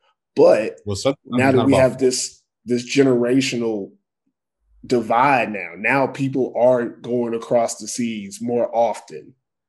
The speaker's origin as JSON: {"language": "English", "country": "United States", "also_born_or_lived": "Brazil", "moved": "as an adult", "lives_now": "Finland", "said": "as an American"}